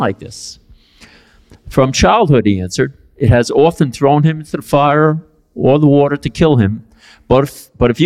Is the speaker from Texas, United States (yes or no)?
no; New York City, New York, United States; I grew up in East Harlem, Spanish Harlem, El Barrio, on 110th Street and 2nd Avenue. That's where I'm from